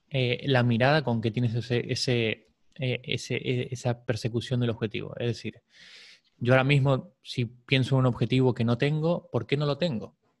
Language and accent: Spanish; Buenos Aires, Argentina; moved away as an adult; now in Barcelona, Spain; Nací en Buenos Aires, a los 21 me vine aquí, hoy tengo 39